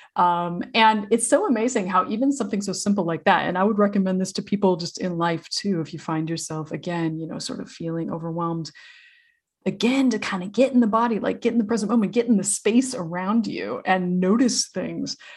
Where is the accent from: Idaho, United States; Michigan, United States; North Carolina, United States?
Idaho, United States; I grew up in Idaho